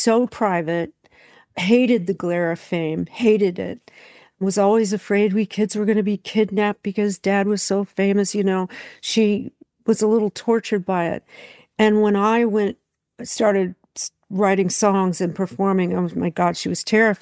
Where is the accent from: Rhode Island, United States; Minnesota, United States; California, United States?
California, United States; also born or lived in Memphis, Tennessee; we moved to California. I was born in Memphis. We moved to California because when I was 3 years old